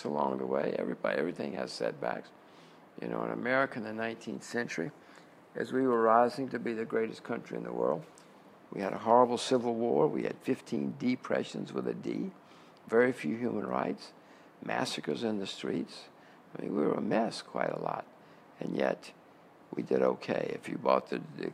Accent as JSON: {"language": "English", "country": "United States", "said": "I'm an American"}